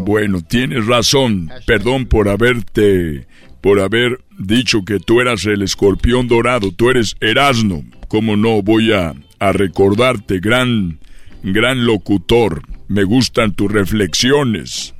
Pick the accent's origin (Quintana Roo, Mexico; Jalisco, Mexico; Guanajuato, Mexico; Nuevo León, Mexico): Guanajuato, Mexico; yo soy de Guanajuato